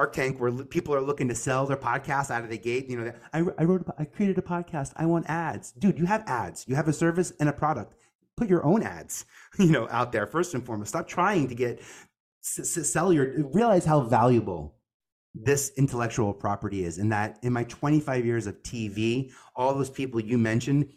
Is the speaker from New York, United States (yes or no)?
yes; New York City, New York, United States; from Staten Island.